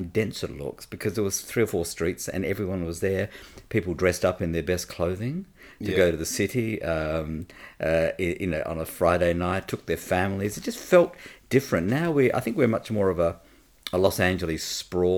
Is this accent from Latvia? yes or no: no; Perth, Western Australia, Australia; I grew up in a very, very poor suburb, Manning.